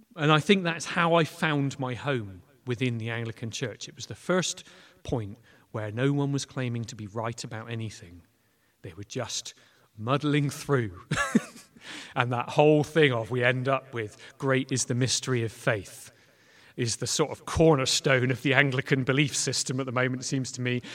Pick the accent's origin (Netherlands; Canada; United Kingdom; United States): United Kingdom; Clutton, South West England; also born or lived in Weston-super-Mare / Bath / Bristol; I grew up in Clutton. Um, so I am very, very local.